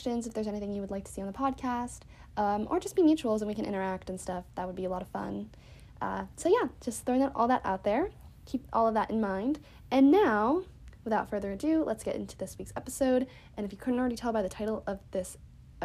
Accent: United States; being an American

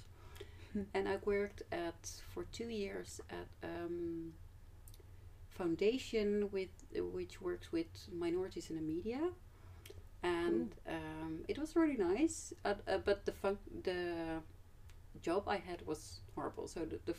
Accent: Amsterdam, North Holland, Netherlands; also born or lived in Groningen; I am from Amsterdam originally

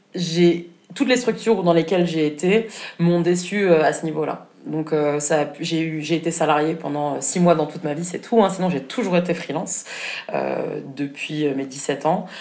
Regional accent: Berlin, Germany; moved away as an adult; now in Paris, France; j'ai grandi à Berlin pendant 20 ans

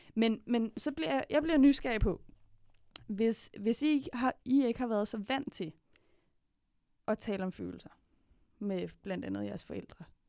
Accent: Denmark; jeg er vokset op i Danmark

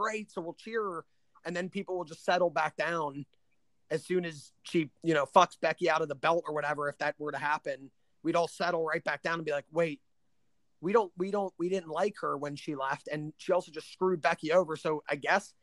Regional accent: Los Angeles, California, United States; I'm from Los Angeles

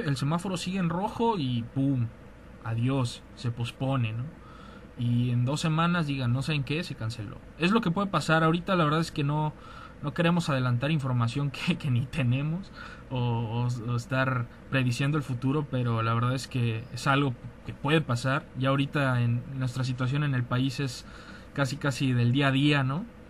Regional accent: Mexico; nosotros somos de provincia

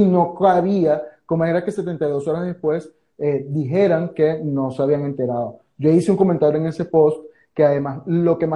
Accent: Venezuela; now in Argentina; Para eso estamos como hermanos venezolanos que nos ayudamos unos con otros y somos de, son de quien siempre esperamos.

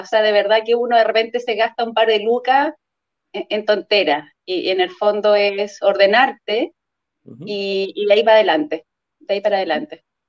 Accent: Puerto Varas, Los Lagos, Chile; trabajo en un colegio en Puerto Varas, soy de Puerto Varas

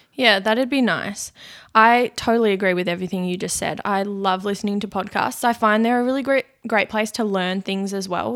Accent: Launceston, Tasmania, Australia; moved away as an adult; also born or lived in Brisbane; I was born in Launceston. I lived, grew up there.

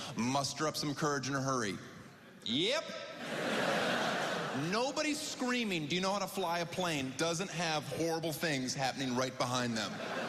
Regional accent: Florida, United States; I grew up in Florida. I'm a diehard Dolphins fan.

